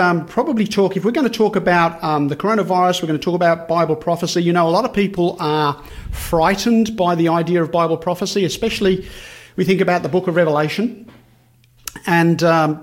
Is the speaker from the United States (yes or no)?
no; Birmingham, West Midlands, United Kingdom; moved away; I grew up in Birmingham, actually. Birmingham, England's right in the centre of the country